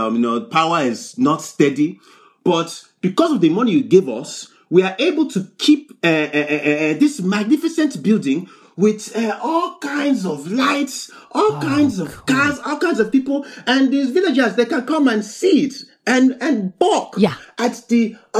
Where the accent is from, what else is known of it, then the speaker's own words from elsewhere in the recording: Nigeria; I'm here from Wakanda. Yes, I'm here fresh. Nigeria is what we call it these days.